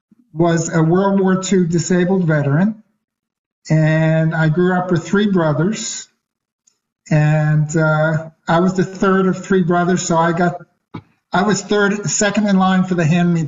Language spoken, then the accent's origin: English; Philadelphia, Pennsylvania, United States; I'm Philadelphia born and raised.